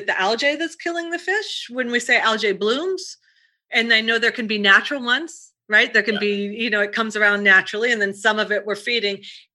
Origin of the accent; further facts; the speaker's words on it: Ohio, United States; moved away; I'm from Ohio